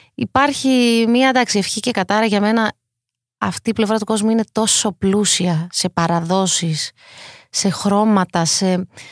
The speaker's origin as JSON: {"language": "Greek", "country": "Greece", "said": "είναι πιο δύσκολο για μένα να είμαι Ελληνίδα σε αυτή την πλευρά του κόσμου"}